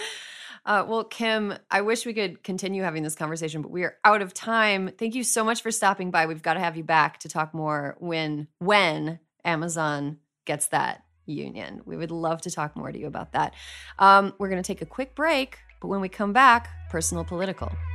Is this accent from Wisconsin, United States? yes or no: yes; Wisconsin, United States; In my home state of Wisconsin